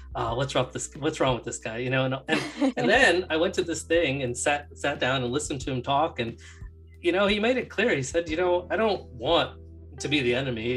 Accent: New Jersey, United States; I'm from New Jersey

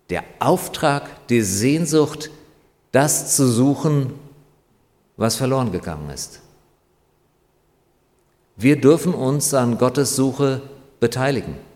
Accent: North Rhine-Westphalia, Germany; now in Griesheim, Germany; Also liebe Leute, ich komme aus dem Ruhrgebiet, ich weiß, wovon ich rede. Und hier in Griesheim geht es wirklich deutlich besser.

